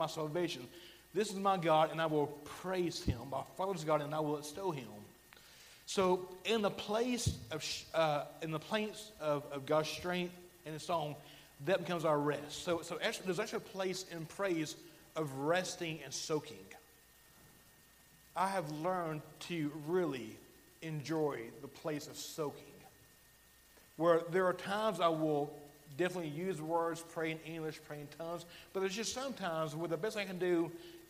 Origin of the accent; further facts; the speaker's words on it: Alabama, United States; accent: Alabama; my Alabama accent